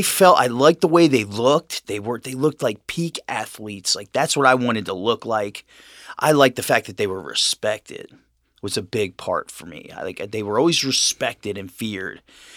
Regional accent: Cincinnati, Ohio, United States; I was raised here in Cincinnati.

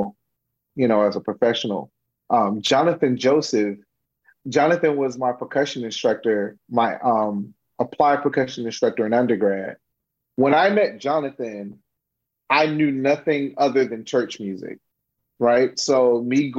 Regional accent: Miami, Florida, United States; growing up in Miami

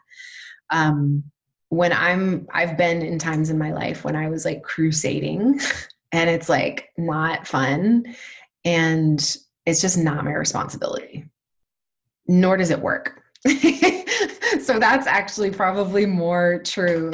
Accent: Alabama, United States; moved away as an adult; I've just settled about 4 months ago in my hometown in Alabama

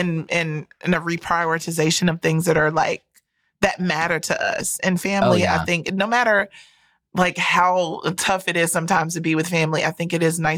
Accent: Rocky Mount, North Carolina, United States; moved away; I am from Rocky Mount, North Carolina.

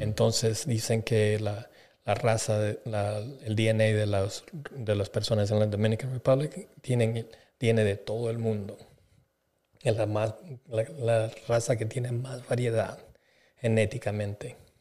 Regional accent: Bolivia; moved away; yo soy de Bolivia

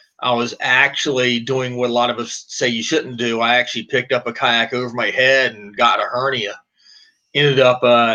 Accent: Portsmouth, Virginia, United States; moved away as an adult; now in Pennsylvania, United States; I'm originally from Portsmouth, Virginia, right there next to Virginia Beach. So I grew up saltwater fishing

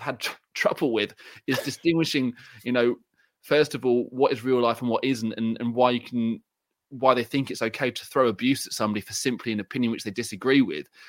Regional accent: England, United Kingdom; I'm English

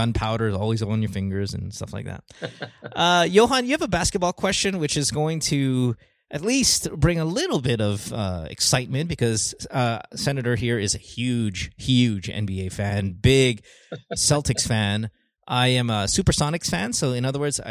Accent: Bocaue, Bulacan, Philippines; moved away; also born or lived in Marilao; I grew up in Bulacan. Yeah, Bukawi, man. Went to school in Bulacan.

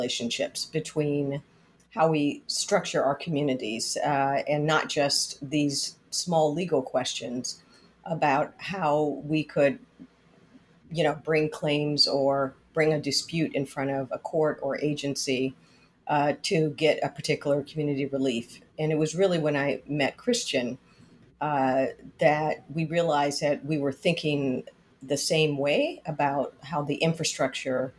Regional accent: Miami, Florida, United States; also born or lived in Detroit / San Francisco / Philadelphia / New York; now in Washington, D.C., United States; I was born in Detroit, raised in Miami

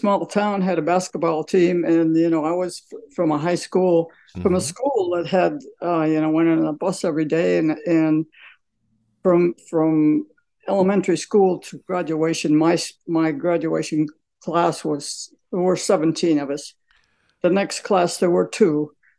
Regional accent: Scranton, Pennsylvania, United States; So I was raised on a farm in north of Scranton.

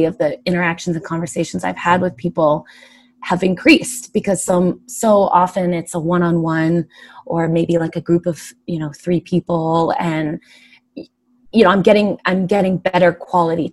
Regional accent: San Diego, California, United States; now in New York City, United States; I'm from San Diego

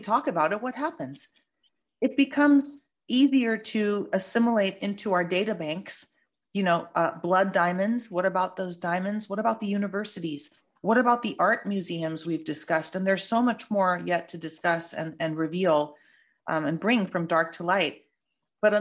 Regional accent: California, United States; I'm a Californian native

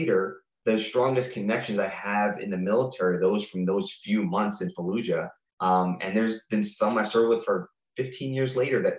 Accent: Long Island, New York, United States; I grew up in New York. I was in 10th grade during 9/11, and in Long Island

